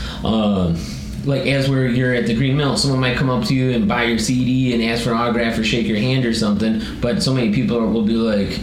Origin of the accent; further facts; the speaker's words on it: Chicago, Illinois, United States; being a Chicagoan